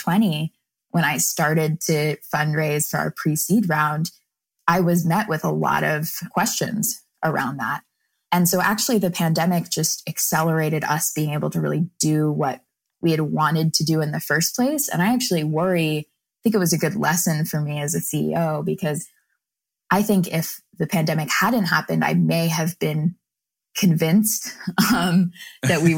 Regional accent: North Carolina, United States; I grew up in North Carolina

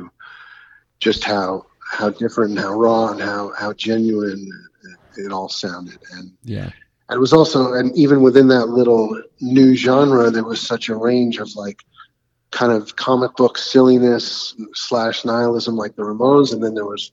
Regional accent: New York City, New York, United States; also born or lived in Ticehurst, East Sussex, England / Long Island / Los Angeles; I grew up mostly in New York City. Had short stints in England as a little kid

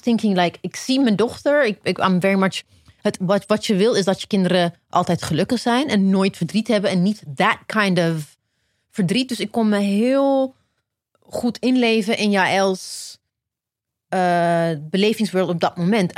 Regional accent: Ethiopia; now in Netherlands; ik ben in Ethiopië geboren

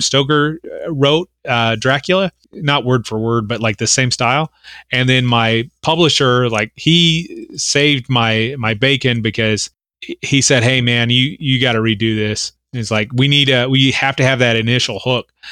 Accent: Oklahoma, United States; I'm from Oklahoma

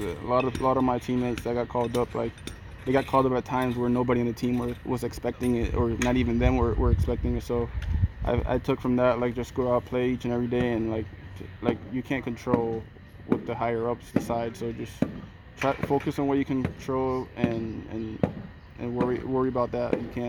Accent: Miami, Florida, United States

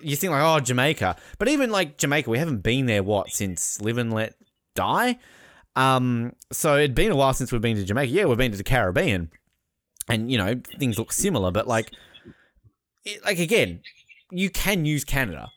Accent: Australia; I am Australian.

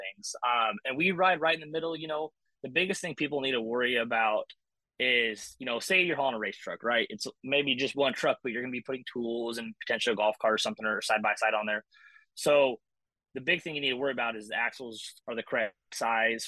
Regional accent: Idaho, United States; moved away as an adult; also born or lived in Texas; I grew up in Idaho

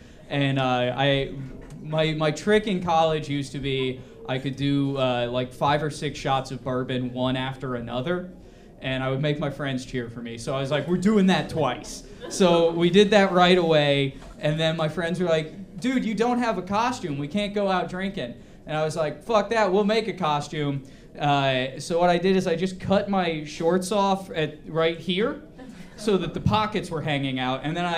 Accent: Ohio, United States; now in Chicago, United States; So I'm not from Chicago originally. I moved here when I graduated college. I moved from Ohio.

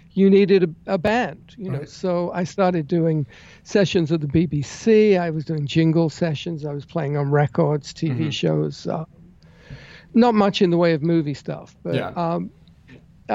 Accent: London, United Kingdom; moved away; I grew up in England. I was born in London.

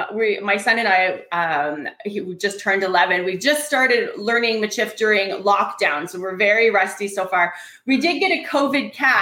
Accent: Brandon, Manitoba, Canada; my dad's family, which is just Métis, right? I grew up in Brandon, Manitoba, which is 2 hours from Winnipeg. Always loving our Métis roots.

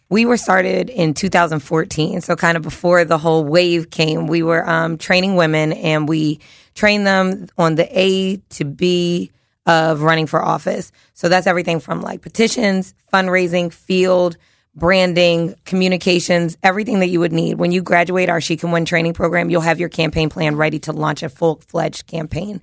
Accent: Philadelphia, Pennsylvania, United States; I'm a kid from South Philly

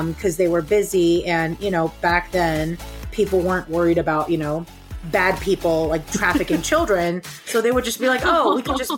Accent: New York, United States; accent: American; I grew up in New York

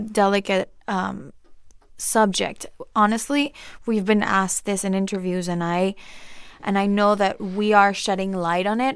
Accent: Monterrey, Nuevo León, Mexico; moved away as an adult; now in Los Angeles, United States; I grew up in Monterrey

